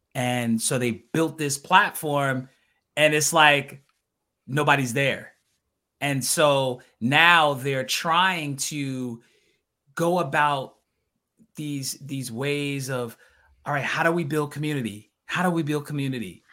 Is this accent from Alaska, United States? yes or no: no; New York City, New York, United States; I'm native New Yorker